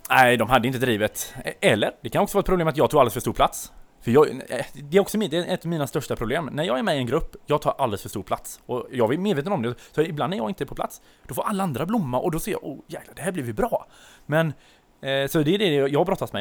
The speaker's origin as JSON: {"language": "Swedish", "town": "Tvååker", "region": "Halland County", "country": "Sweden", "tie": "born or raised there", "moved": "yes", "said": "jag kommer ner från Tvååker utan, utanför Varberg. Eh, där jag är född och uppvuxen"}